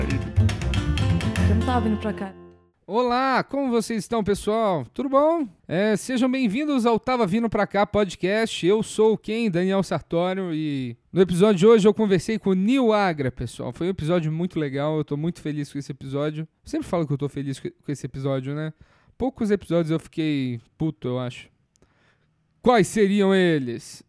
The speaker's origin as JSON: {"language": "Portuguese", "region": "Minas Gerais", "country": "Brazil", "moved": "yes", "lives_now": "São Paulo, Brazil", "said": "Eu sou mineiro"}